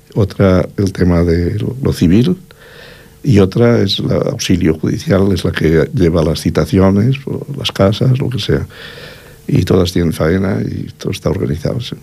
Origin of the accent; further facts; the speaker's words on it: Cerdanya, Catalonia, Spain; yo soy hijo de la Cerdaña